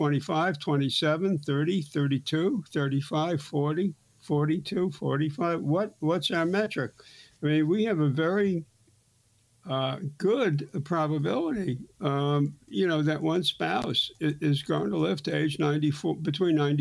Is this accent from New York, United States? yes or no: yes; New York City, New York, United States; I grew up in Brooklyn and we had six channels